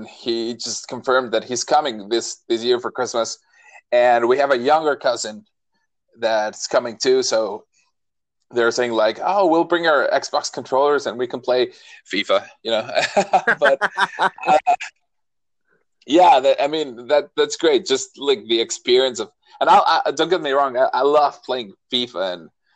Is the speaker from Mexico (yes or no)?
yes; Mexico; English is a second language; we are all from Mexico.